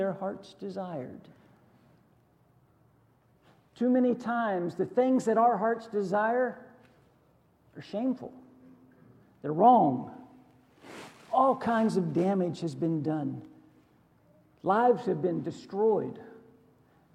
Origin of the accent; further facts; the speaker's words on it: Western Pennsylvania, United States; I grew up in Western Pennsylvania